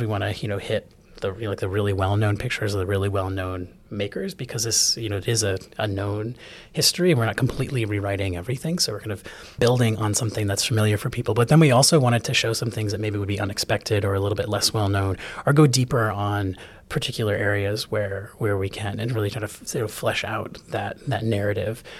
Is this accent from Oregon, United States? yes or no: no; Chicago, Illinois, United States; moved away as an adult; also born or lived in New England; now in Atlanta, United States; I'm a, a born New Englander and grew up mostly in Chicago